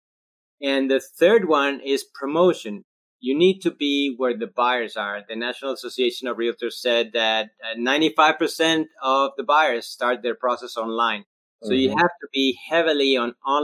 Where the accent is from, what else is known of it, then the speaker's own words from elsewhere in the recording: Colombia; first language Spanish; English is a second language; also born or lived in Australia; now in Charleston, United States; I'm originally from Colombia, South America, and I'm Spanish speaking. That's my first language.